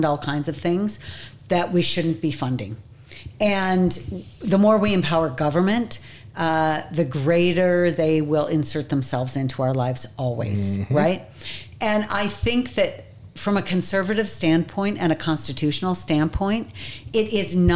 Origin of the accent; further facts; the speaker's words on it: New York, United States; moved away as an adult; now in Utah, United States; I grew up in New York